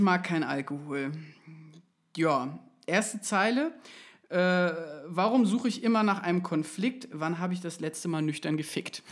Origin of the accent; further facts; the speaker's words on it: Schleswig-Holstein countryside, Germany; meiner Jugend im Schleswig-Holsteiner Hinterland